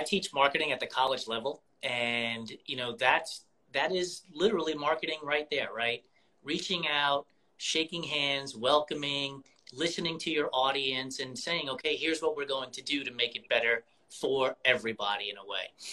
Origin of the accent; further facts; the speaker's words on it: New York, United States; moved away; I'm originally from New York